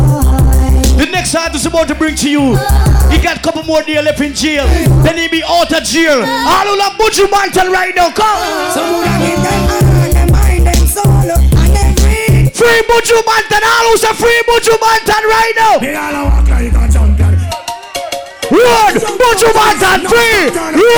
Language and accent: English; Jamaica; accent: Jamaican; now in Virginia Beach, United States; When you hear my accent, you know I'm from Jamaica